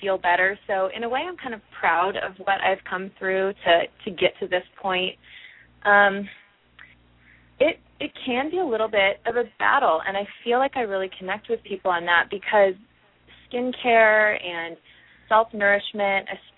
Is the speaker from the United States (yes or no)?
yes; Midwest, United States; moved away as an adult; also born or lived in New Jersey; I'm originally from the Midwest